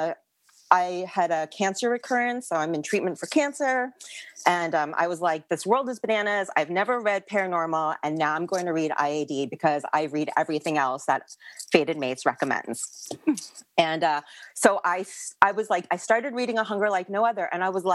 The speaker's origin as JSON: {"language": "English", "town": "New York City", "region": "New York", "country": "United States", "moved": "yes", "lives_now": "Pasadena, United States", "said": "I'm originally from New York City, but I live in Pasadena, California"}